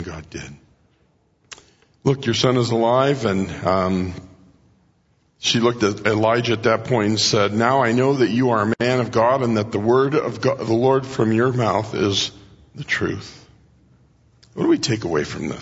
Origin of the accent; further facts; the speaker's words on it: Mexico; moved away; When I grew up in Mexico